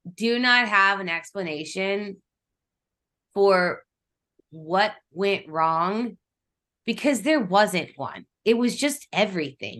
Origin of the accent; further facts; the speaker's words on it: Kansas City, Missouri, United States; I grew up in Kansas City